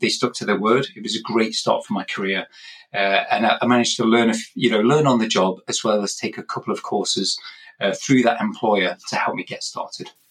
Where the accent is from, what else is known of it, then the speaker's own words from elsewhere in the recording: England, United Kingdom; moved away; I'm originally from England myself, hence this accent, uh, but I've moved around a bit